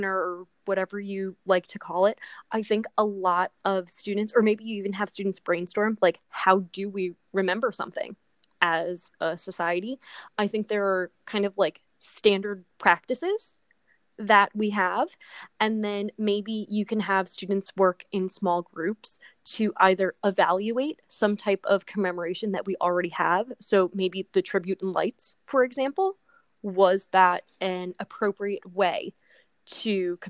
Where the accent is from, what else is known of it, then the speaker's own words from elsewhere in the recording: New Jersey, United States; we are from New Jersey